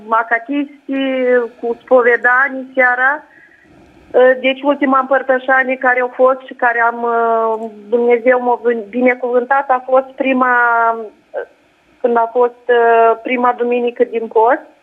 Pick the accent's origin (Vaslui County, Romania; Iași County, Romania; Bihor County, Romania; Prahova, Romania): Iași County, Romania; Iași; Da, și eu mă bucur că am reușit să intru direct cu dumneavoastră, eu sunt chiar din Iași.